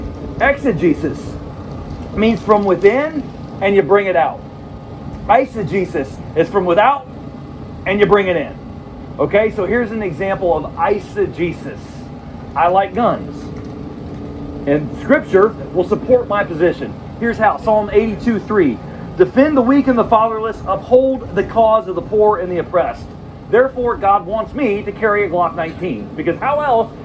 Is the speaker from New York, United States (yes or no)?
no; Chattanooga, Tennessee, United States; in my hometown, Chattanooga, I live about 30 miles north of Chattanooga